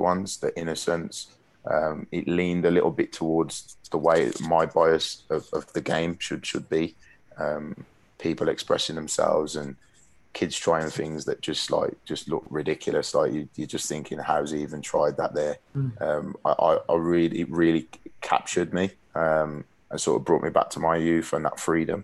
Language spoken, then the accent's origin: English; Birmingham, West Midlands, United Kingdom; we're from Birmingham